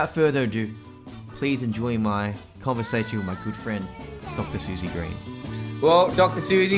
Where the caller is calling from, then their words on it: Sydney, New South Wales, Australia; I'm from Sydney, Australia at the moment, so we're in shutdown.